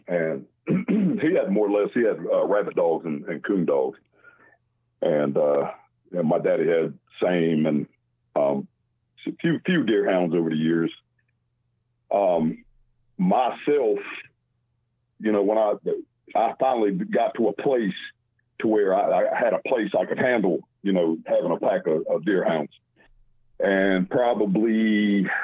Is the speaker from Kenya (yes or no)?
no; North Carolina, United States; I was born and raised in North Carolina